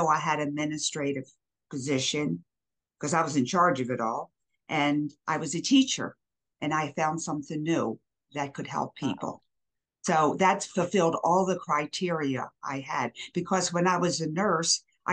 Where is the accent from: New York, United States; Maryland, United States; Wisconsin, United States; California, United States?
Maryland, United States; Baltimore; also born or lived in Philadelphia, Pennsylvania; now in Waynesville, United States; I was born and raised in Baltimore, but I lived most of my life in Philadelphia